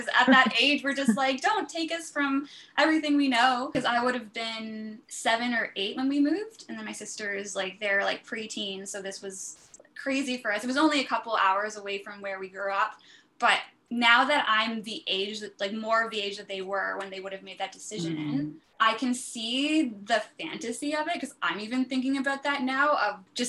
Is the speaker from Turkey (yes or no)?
no; Colborne, Ontario, Canada; moved away; also born or lived in Cambridge, Ontario; I was born in Cambridge, Ontario, but then we moved later in life to the farm into Colborne